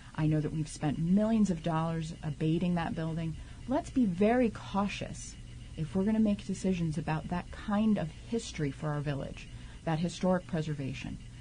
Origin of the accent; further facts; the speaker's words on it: New York City, New York, United States; moved away as an adult; also born or lived in Santa Cruz, California / Queens, New York; now in South Orange, United States; I am originally from Staten Island.